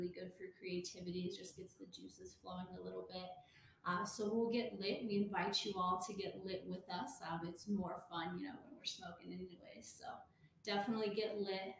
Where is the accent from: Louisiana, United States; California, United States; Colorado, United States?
Colorado, United States; Pueblo; also born or lived in Washington, D.C.; But I'm from Pueblo. I'm also a Colorado native